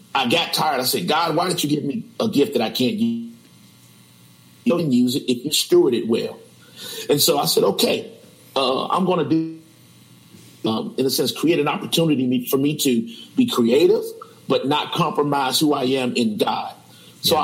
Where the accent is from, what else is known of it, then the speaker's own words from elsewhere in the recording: Chicago, Illinois, United States; born and raised in Chicago all of my life, um, 44 years.